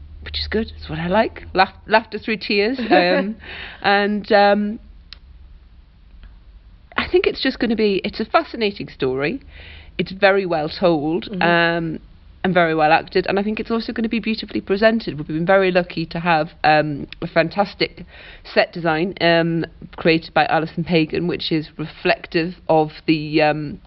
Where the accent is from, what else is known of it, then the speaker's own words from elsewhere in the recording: the Northeast, North East England, United Kingdom; I grew up in the Northeast myself